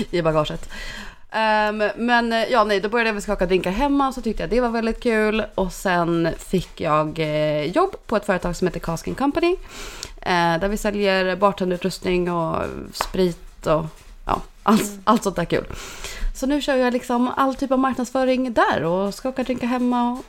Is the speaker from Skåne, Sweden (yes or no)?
no; Dalarna County, Sweden; accent: dalmål; now in Stockholm, Sweden; är jag från Dalarna va? Men nu har jag bott i Stockholm i ett och ett halvt år. Eh, skulle vi säga att mitt dalmål är väl inte så tydligt förutom när jag har druckit lite grann.